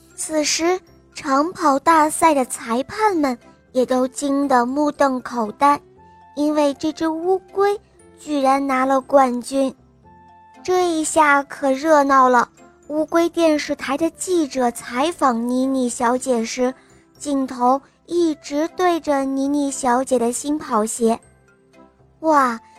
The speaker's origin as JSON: {"language": "Chinese", "town": "Linyi", "region": "Shandong", "country": "China", "said": "今年我五岁了，我来自临沂"}